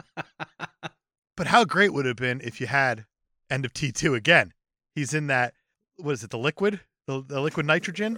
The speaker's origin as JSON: {"language": "English", "region": "New Jersey", "country": "United States", "tie": "born or raised there", "said": "growing up in Jersey"}